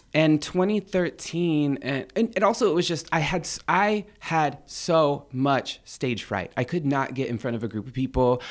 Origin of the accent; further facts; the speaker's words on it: an Indian reservation east of San Diego, California, United States; I'm from an Indian reservation. It's, um, east of San Diego, about forty miles east of San Diego, in the cut. There's nothing there.